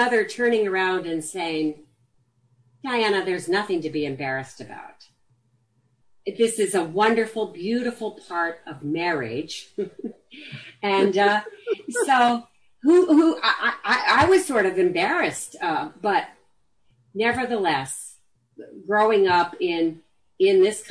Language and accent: English; Los Angeles, California, United States; I grew up in the Hollywood Hills